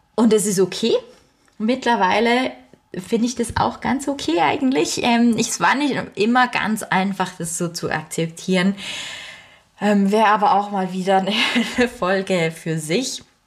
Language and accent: German; Switzerland; bei uns in der Schweiz